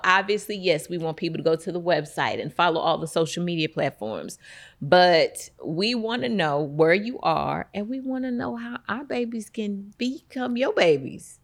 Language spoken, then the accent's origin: English; East St. Louis, Illinois, United States; I'm born and raised in East Saint Louis